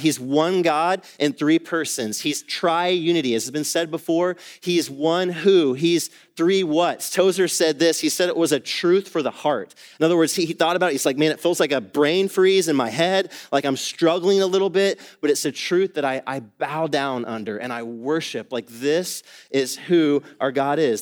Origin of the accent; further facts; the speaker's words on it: Atlanta, Georgia, United States; moved away as an adult; also born or lived in East Asia; now in Dallas, United States; I grew up in Atlanta, Georgia, spent most of my life there